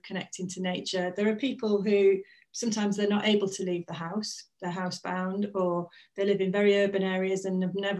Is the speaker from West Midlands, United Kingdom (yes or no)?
yes; Stafford, West Midlands, United Kingdom; now in Yorkshire, United Kingdom; whenever I'm back home in Stafford, there's one on Cannock Chase where I used to sort of spend a lot of my time as a youth